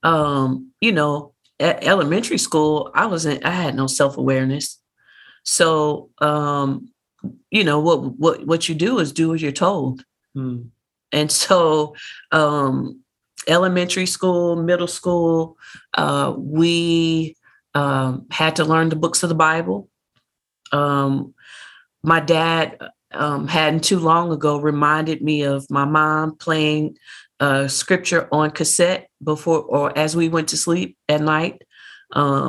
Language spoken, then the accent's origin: English; Oklahoma City, Oklahoma, United States; moved away; also born or lived in China; I grew up first in Oklahoma